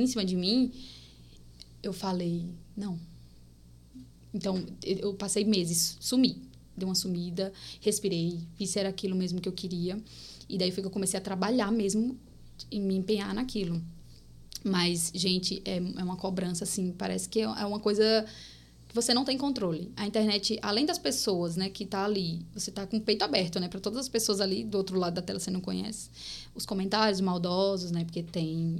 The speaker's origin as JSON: {"language": "Portuguese", "region": "Paraíba", "country": "Brazil", "tie": "born or raised there", "also_born_or_lived": "Bahia / Pernambuco", "accent": "paraibano, nordestino (mixed)", "moved": "yes", "said": "Sou natural da Paraíba, gente. Sou paraibana, nasci aqui"}